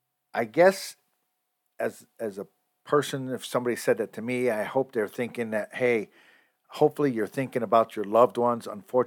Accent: United States; I am proud that I'm an American.

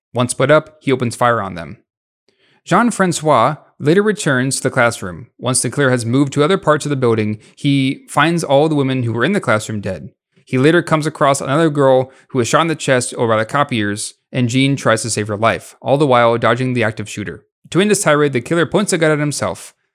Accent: United States; we're both American

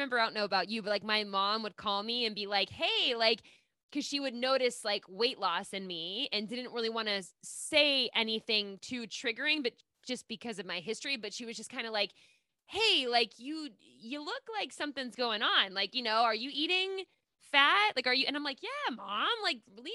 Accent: Pittsburgh, Pennsylvania, United States; I'm from Pittsburgh

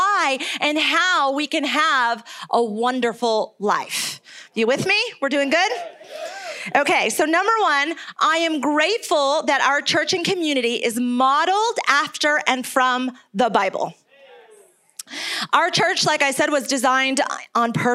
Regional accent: Cuenca, Azuay, Ecuador; moved away; also born or lived in New York; I am originally from New York, but I grew up in Ecuador

